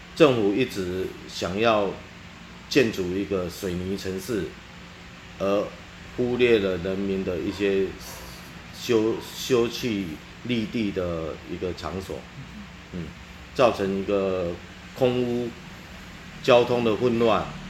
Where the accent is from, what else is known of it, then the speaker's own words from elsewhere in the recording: New Taipei, Taiwan; 我是新北市三峡七十六里的基民，嘿，然后也是这一次那个L B零五站捷运机场用地征收的地主。啊，本身我们是世世代代的祖先都一直在这个地方，然后我们也是土地，我们是土生土长